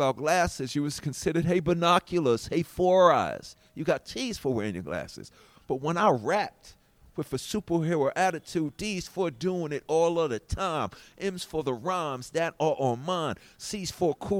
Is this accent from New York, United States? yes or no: yes; New York City, New York, United States; I come from Hollis